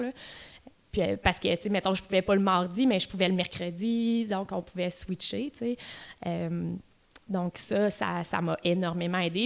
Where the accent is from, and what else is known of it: Quebec City, Quebec, Canada; moved away as an adult; also born or lived in Outaouais / Ottawa